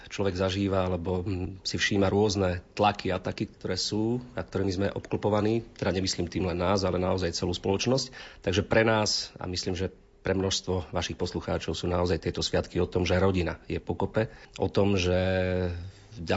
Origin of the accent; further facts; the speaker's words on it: Krásna Lúka, Prešov Region, Slovakia; my sme rodáci obidvaja e, z jedného regiónu, od Sabinova smerom na Starú Ľubovňu. Manželka je z Lipian, ja som z Krásnej Luky.